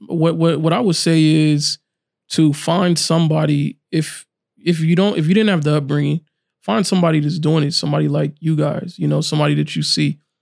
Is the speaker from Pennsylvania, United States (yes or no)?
no; Fresno, California, United States; grew up here in Fresno, been here my whole life